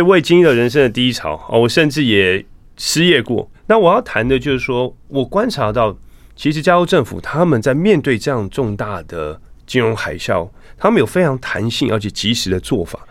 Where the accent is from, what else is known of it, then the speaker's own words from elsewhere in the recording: Taipei, Taiwan; moved away as an adult; also born or lived in Silicon Valley, California / Pennsylvania; 我其实是在台北出生，长大，嗯。念书，哦，就是师大附中、国中部，后来到建中、政大